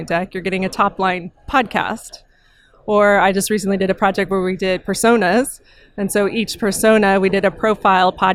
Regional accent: Austin, Texas, United States; It's my hometown

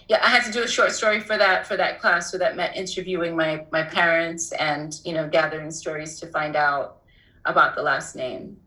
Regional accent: New York City, New York, United States; also born or lived in Port-au-Prince, Haiti / Harlem; I was around two when we when my family left, and um, we came straight to Harlem. Uh, to be with the extended part of the family, and we moved, I would say, somewhere around 1983 to Brooklyn

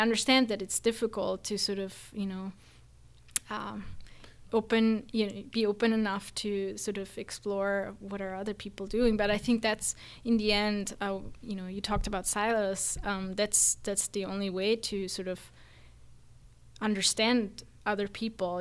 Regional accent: Austria; moved away as an adult; now in United States; I am actually from Austria, not from Germany

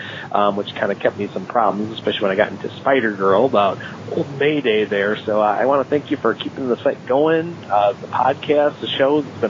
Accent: Illinois, United States; I am from Illinois.

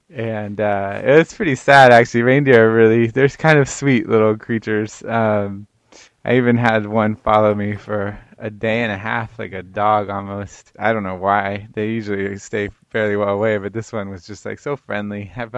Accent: Florida, United States; I'm from Florida.

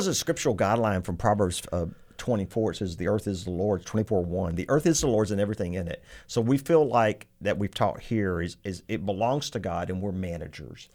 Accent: Texas, United States; I'm very Texan, very country boy

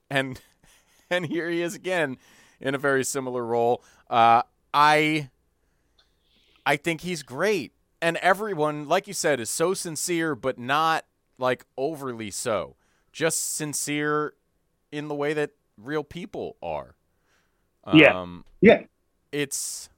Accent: Evanston, Illinois, United States; a family in my hometown growing up had that name

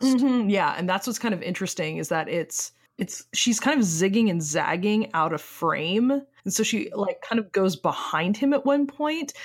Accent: United States; accent: American; we are American and speak with American accents

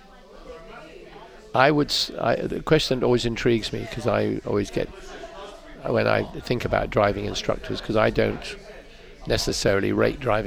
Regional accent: United Kingdom; I'm British

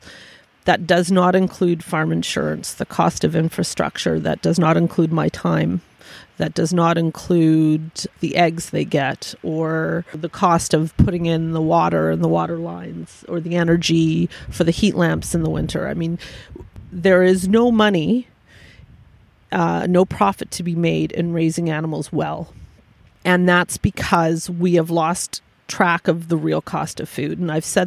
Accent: Vancouver, British Columbia, Canada; moved away; I was born and raised in Vancouver

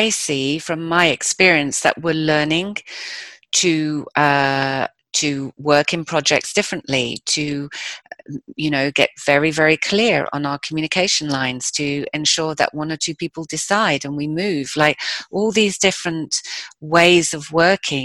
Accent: United Kingdom; I'm British

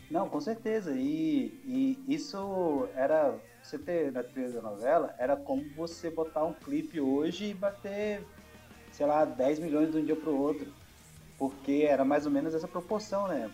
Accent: Minas Gerais, Brazil; sou mineiro, nascido e criado em Minas

